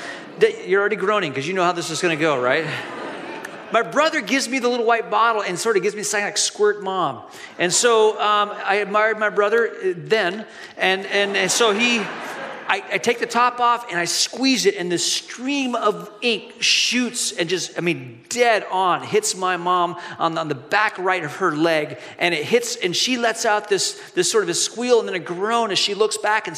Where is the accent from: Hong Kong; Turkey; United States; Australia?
Hong Kong; Years ago, when I was a kid growing up in Hong Kong, we were walking the streets of Hong Kong with my family.